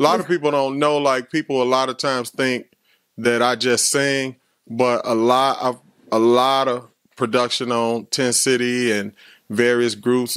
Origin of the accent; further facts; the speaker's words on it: Chicago, Illinois, United States; I was from the West Side